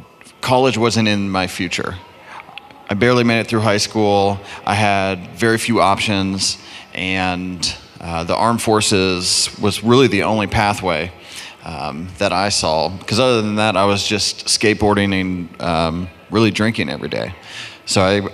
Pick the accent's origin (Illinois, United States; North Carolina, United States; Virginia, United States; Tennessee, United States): Virginia, United States; Fairfax; also born or lived in Arlington, Virginia; I grew up in Fairfax, Northern Virginia